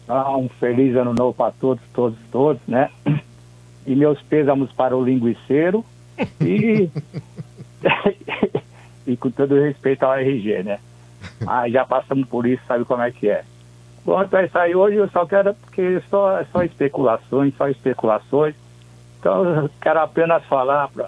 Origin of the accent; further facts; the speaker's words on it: São Paulo, Brazil; onde eu nasci, fui criado fui criado até os 25 anos, aí na, na Vila Mariana